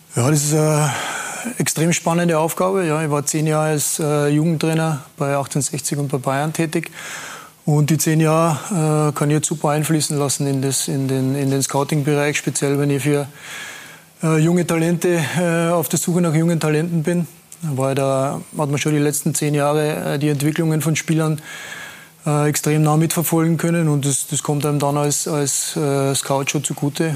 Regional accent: Tyrol, Austria; als Österreicher

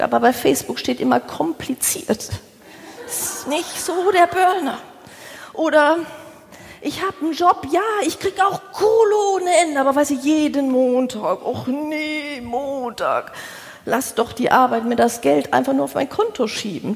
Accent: the Ruhr, North Rhine-Westphalia, Germany; moved away as an adult; now in Hamburg, Germany; Ich bin nach Hamburg gezogen. Ich habe meine Wahlheimat gefunden, wobei ich gedacht habe, ich komme aus dem Pott. Ich gehe da nie weg

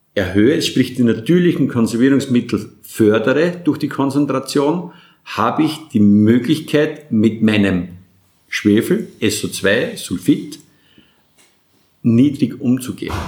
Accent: Burgenland, Austria; als Burgenländer

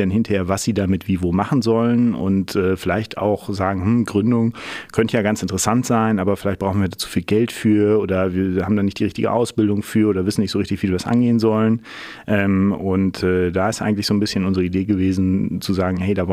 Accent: Münster, North Rhine-Westphalia, Germany; ähm, aus Münster hier geblieben, immer noch.

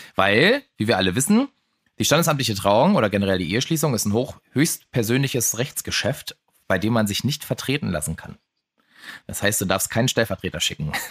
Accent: Germany; als Deutscher

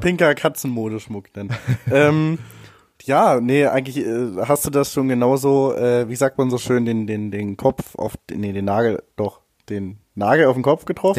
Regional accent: Wolfsburg, Lower Saxony, Germany; in Wolfsburg, meiner Heimatstadt

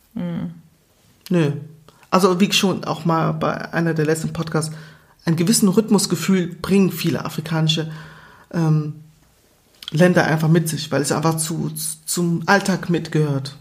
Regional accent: Germany; also born or lived in Angola; ich bin seit 29 Jahren hier mhm. in Deutschland. Ich bin 31

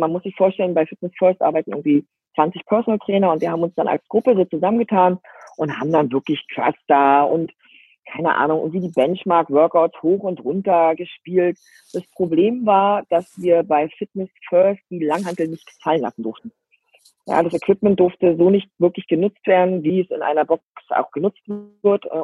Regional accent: Berlin, Germany; bin verheiratet, lebe ähm, ähm, am Rande von Berlin. Also ich bin groß geworden in Berlin und ähm, mit den Kindern dann aufs Land gezogen, habe es auch lieben gelernt. Am Anfang war das nicht so einfach, weil ich doch ein Stadtkind war oder ein Stadtmensch äh, war.

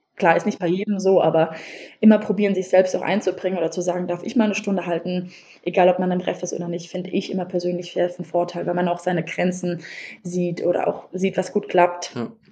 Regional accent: Wiesbaden, Hesse, Germany; Ich komme aus Wiesbaden

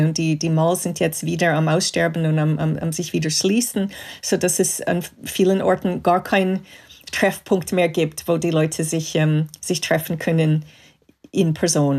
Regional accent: Montreal, Quebec, Canada; German is a second language; moved away; ich bin in Kanada aufgewachsen, in Montreal.

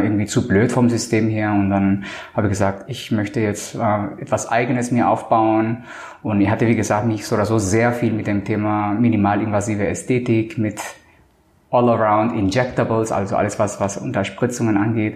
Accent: Colombia; now in Hamburg, Germany; Ich bin ja Kolumbianer

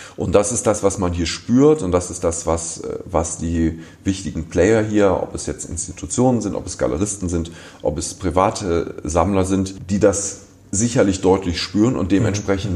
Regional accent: Düsseldorf, North Rhine-Westphalia, Germany; also born or lived in Cologne; ich bin in Düsseldorf geboren

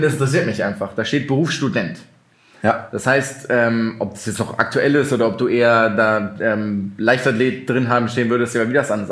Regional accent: Mainz, Rhineland-Palatinate, Germany; also born or lived in Wiesbaden; ich bin in Mainz aufgewachsen

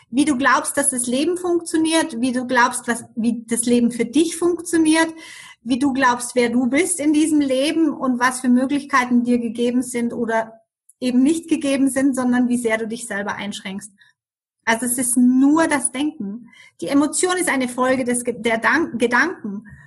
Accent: Germany; moved away as an adult; now in Switzerland; Ich lebe in der schönen Schweiz seit 28 Jahren. Wie man das hören kann, bin ich in Deutschland aufgewachsen und ähm, bin als Skilehrerin damals hier in die Schweiz gekommen

